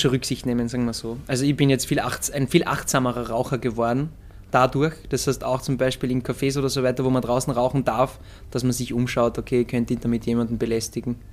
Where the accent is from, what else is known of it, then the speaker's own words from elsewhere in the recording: Austria; das sagen wir halt Wurzeln als Österreicher